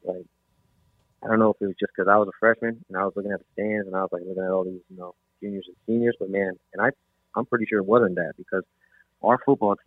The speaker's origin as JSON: {"language": "English", "town": "Big Pine Key", "region": "Florida", "country": "United States", "tie": "born or raised there", "said": "I grew up playing in Big Pine"}